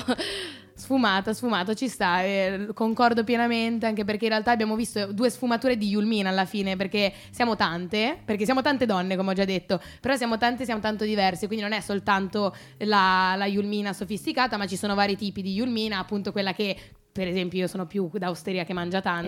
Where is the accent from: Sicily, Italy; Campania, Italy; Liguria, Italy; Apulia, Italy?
Liguria, Italy; Genoa; moved away as an adult; now in Milan, Italy; sono sempre genovese